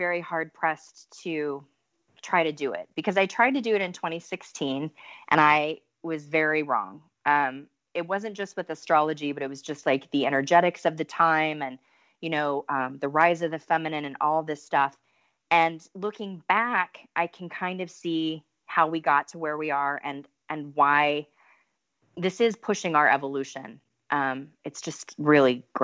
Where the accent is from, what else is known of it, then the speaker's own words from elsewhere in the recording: United States; as an American